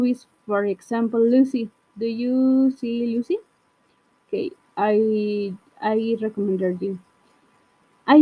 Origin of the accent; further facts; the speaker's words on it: Guadalajara, Jalisco, Mexico; English is a second language; I am from Guadalajara, Mexico